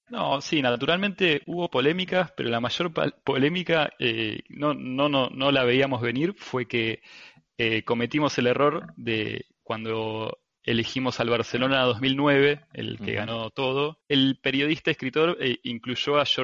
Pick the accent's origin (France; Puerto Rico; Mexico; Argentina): Argentina; Eh, somos tres argentinos